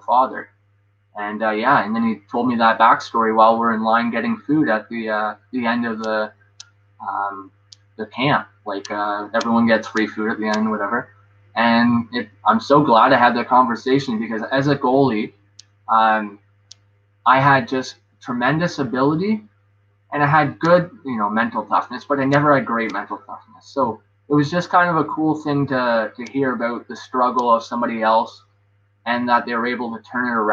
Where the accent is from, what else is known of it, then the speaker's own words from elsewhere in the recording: Gravenhurst, Ontario, Canada; my hometown of Graveners